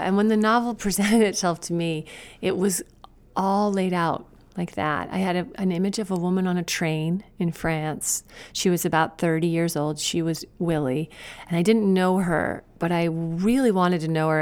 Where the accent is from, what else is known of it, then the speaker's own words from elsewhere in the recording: Woolwich, Maine, United States; moved away as an adult; also born or lived in China; now in Portland, United States; Maine is my home. It's, it's been my home my whole life, but I've l, lived away from it so often